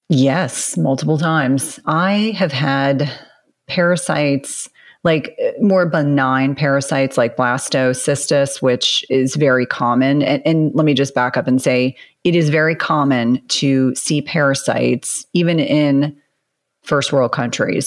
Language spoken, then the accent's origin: English; New Jersey, United States; I grew up in New Jersey, and so my mom really prioritized taking me to Broadway